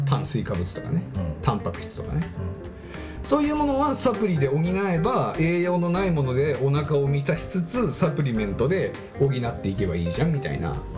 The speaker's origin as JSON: {"language": "Japanese", "region": "Tohoku", "country": "Japan", "tie": "born or raised there", "moved": "yes", "said": "僕も東北出身ですけどもう絶対寒いところには住もうと思わないね"}